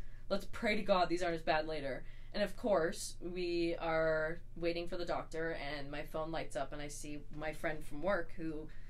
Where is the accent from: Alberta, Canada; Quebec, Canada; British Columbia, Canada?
Alberta, Canada; Jasper; moved away; I'm from Jasper, I go back there in the summers